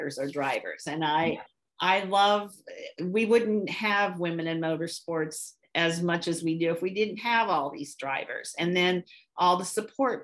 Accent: West Central Illinois, United States; I grew up in West Central Illinois

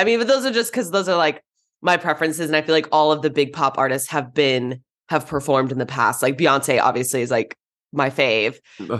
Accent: Orange County, California, United States; I grew up in Orange County.

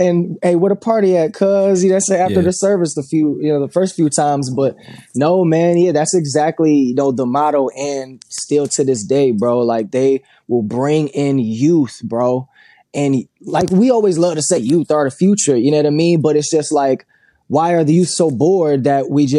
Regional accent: Grand Rapids, Michigan, United States; also born or lived in Jamaica; growing up in Grand Rapids, it's more conservative

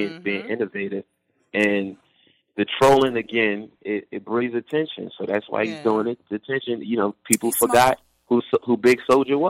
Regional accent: New Jersey, United States; also born or lived in Brooklyn, New York; I was born in Brooklyn, raised in Jersey.

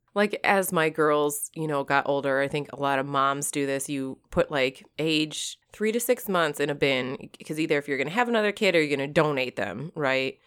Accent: Michigan, United States; I grew up in Michigan.

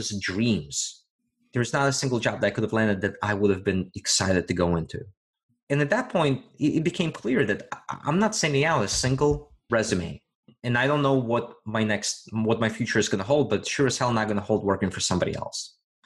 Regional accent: Virginia, United States; moved away; back in my home state of Virginia

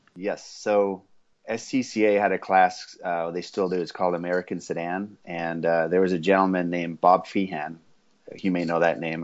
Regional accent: South Africa; I was born in South Africa and grew up in a racing family there while my dad was racing

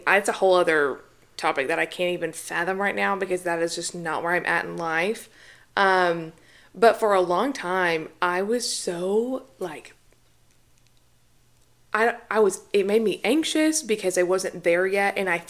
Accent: the South, United States; I feel like growing up in the South, especially, and especially, like, even in the Bible Belt, where if you're not married, people talk about it a lot.

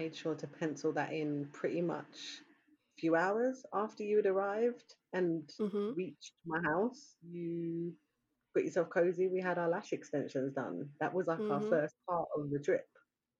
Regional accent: London, United Kingdom; even though I'm from London

